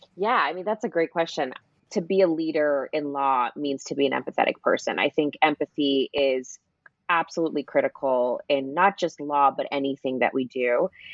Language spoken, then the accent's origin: English; Canada; moved away as an adult; also born or lived in Toronto, Canada / Sydney, Australia; now in Los Angeles, United States; I'm Canadian